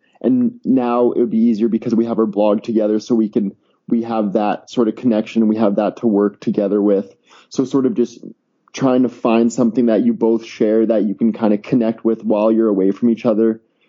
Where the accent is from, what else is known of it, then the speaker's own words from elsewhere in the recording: Canada; I'm Canadian